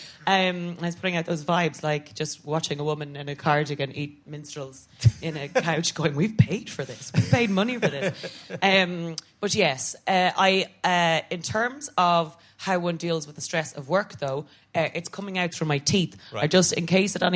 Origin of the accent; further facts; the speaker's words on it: Ireland; I'm an Irish Catholic woman